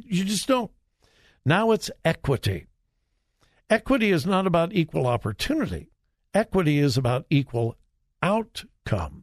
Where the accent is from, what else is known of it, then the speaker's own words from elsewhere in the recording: California, United States; I'm from California. That's the way. That's the way we talk in California